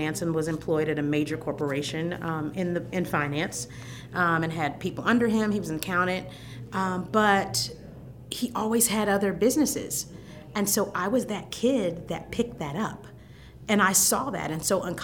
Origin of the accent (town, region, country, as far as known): Fort Wayne, Indiana, United States; born or raised there; now in Bloomington, United States